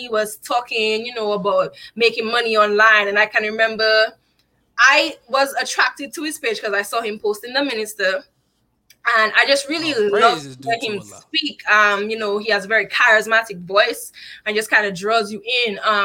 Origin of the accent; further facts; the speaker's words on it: Dominica; moved away as an adult; now in United States; I'm from Dominica, not the Dominican Republic